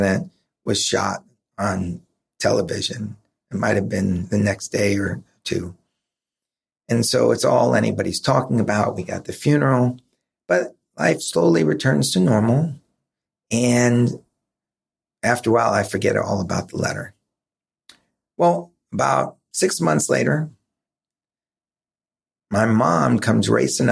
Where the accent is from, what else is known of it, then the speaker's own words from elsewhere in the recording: New York, United States; I grew up in New York, so we had Channel 11, Channel 5, which were local New York stations